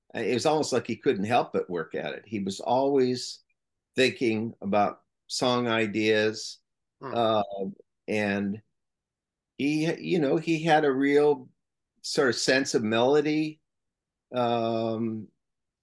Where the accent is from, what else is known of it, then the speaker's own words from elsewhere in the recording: Monterey, California, United States; also born or lived in Cleveland, Ohio / San Francisco, California; I originally from Cleveland, Ohio. I moved to Monterey, California when I was about 10